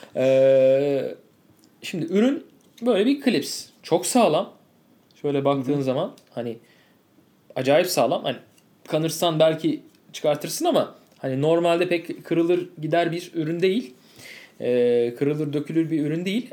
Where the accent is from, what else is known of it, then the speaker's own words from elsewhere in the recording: Turkey; ben Türk'üm